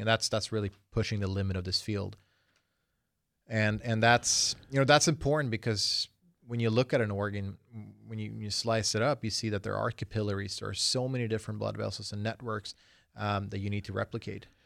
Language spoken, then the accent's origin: English; Sweden; now in United States; I was born in Sweden